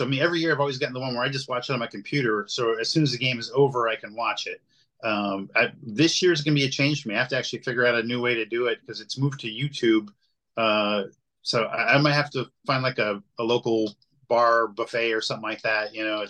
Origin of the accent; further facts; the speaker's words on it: the South, United States; maybe a sweet tea because I'm from the South, but that's about it.